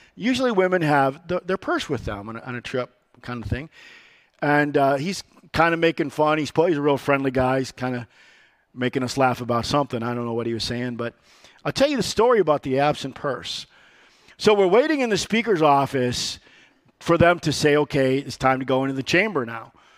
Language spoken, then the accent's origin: English; Rockford, Illinois, United States; I was born in Rockford, Illinois. And I was born on what they call the wrong side of the tracks. I was born on Seventh Street, immigrant's way